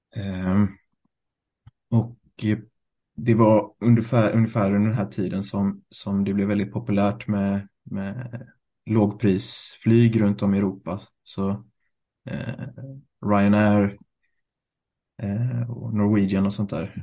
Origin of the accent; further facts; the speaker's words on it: Gothenburg, Västra Götaland, Sweden; also born or lived in Thailand / Sri Lanka; Född och uppvuxen i Göteborg